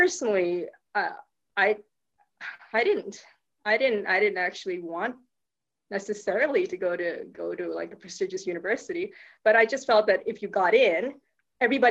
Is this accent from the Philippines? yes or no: yes; Philippines; moved away as an adult; also born or lived in United States; now in Perth, Australia; I actually was born and raised in the Philippines, but my parents were Thai.